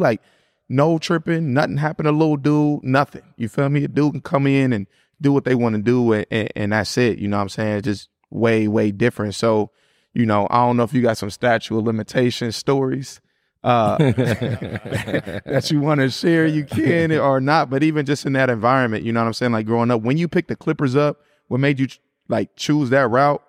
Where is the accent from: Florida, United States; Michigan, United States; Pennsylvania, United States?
Michigan, United States; Detroit; also born or lived in Chicago / Gary; You know, I'm from Detroit, Chicago, Gary.